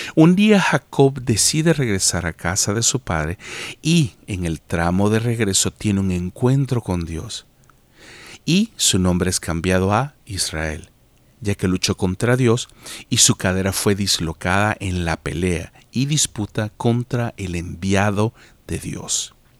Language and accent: Spanish; El Salvador; moved away as an adult; also born or lived in United States / Canada; salí del Salvador hace más de 15 años